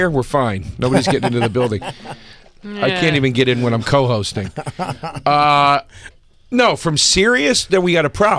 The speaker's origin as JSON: {"language": "English", "area": "suburbs outside of Philadelphia", "region": "Pennsylvania", "country": "United States", "tie": "born or raised there", "also_born_or_lived": "Norristown", "said": "No, I was born in Philly, but no, I grew up in the suburbs outside of Philly."}